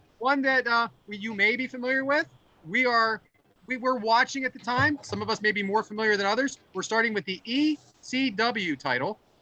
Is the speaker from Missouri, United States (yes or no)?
no; near Pittsburgh, Pennsylvania, United States; now in Philadelphia, United States; my hometown is uh, out near Pittsburgh